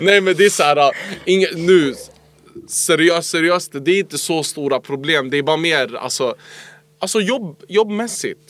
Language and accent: Swedish; Stockholm, Stockholm County, Sweden; jag är från Tensta